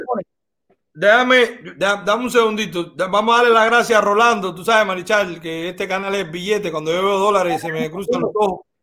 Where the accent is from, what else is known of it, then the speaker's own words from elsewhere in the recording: Cuba; moved away; los cubanos no somos de Fidel